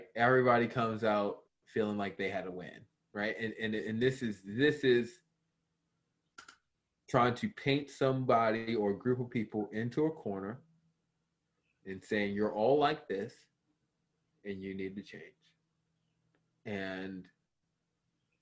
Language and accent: English; Baltimore, Maryland, United States; I grew up in Baltimore City